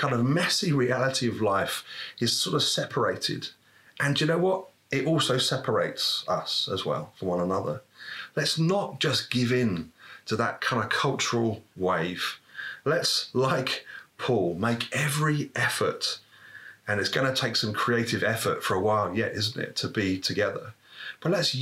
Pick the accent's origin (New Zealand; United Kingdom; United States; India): United Kingdom; as British people